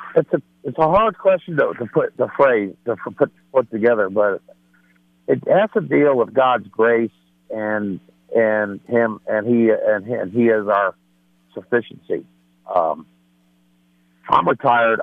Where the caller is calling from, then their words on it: Denver, Colorado, United States; I'm calling from Denver